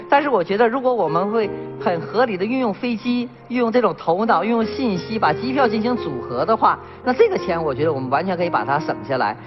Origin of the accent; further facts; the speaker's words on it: China; 我们中国人